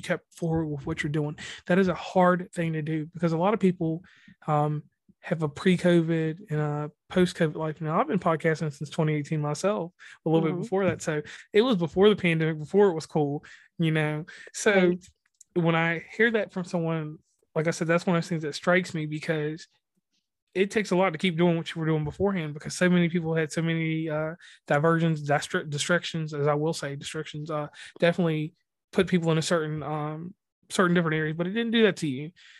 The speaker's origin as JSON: {"language": "English", "region": "West Virginia", "country": "United States", "said": "Once again … from West Virginia and Commonplace."}